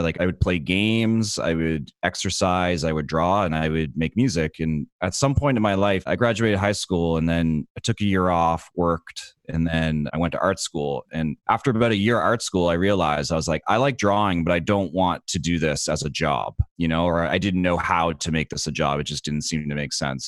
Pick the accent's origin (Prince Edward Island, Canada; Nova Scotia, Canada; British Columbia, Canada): Nova Scotia, Canada; Dartmouth; I'm from Dartmouth